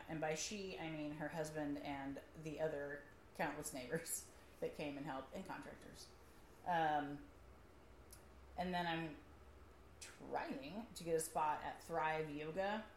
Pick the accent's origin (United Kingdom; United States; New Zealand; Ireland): United States; Midwest; I'm, I'm from the Midwest